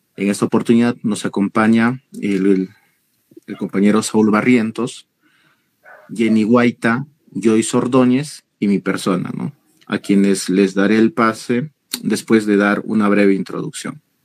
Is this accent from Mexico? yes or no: no; Peru; todos somos peruanos